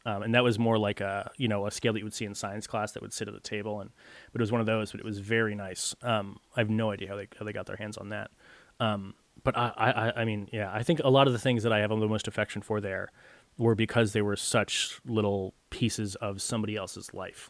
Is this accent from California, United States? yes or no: no; Connecticut, United States; growing up in Connecticut was nice